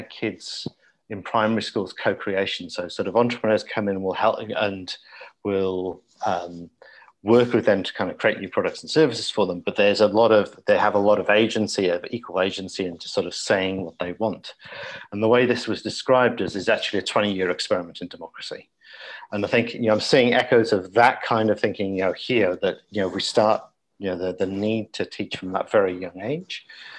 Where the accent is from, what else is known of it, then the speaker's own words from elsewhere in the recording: South Wales, United Kingdom; when I was growing up in Old South Wales